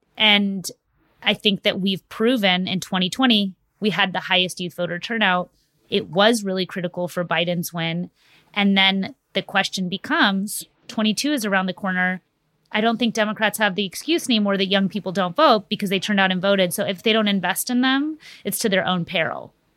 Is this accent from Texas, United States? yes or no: yes; Texas, United States; my home state of Texas